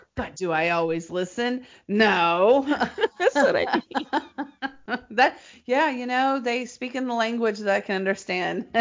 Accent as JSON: {"language": "English", "town": "Nashville", "region": "Tennessee", "country": "United States", "tie": "born or raised there", "moved": "yes", "lives_now": "Los Angeles, United States", "said": "Nashville, my hometown"}